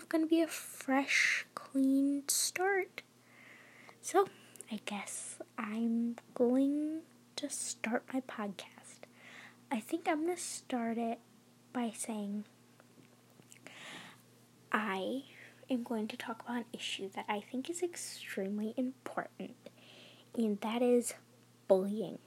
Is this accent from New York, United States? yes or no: no; Michigan, United States; I am from Michigan